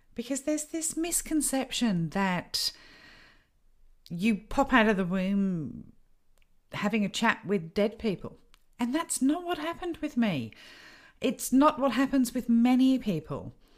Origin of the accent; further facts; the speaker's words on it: United Kingdom; I grew up in the United Kingdom